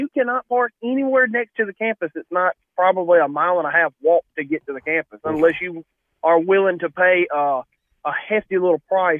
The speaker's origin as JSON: {"language": "English", "town": "Oxford", "region": "Mississippi", "country": "United States", "tie": "born or raised there", "said": "I live in Oxford, Mississippi, the home of, unfortunately, the Ole Miss Rebels. I live about 7 minutes from their campus. I've lived here all my life. I'm 28 years old."}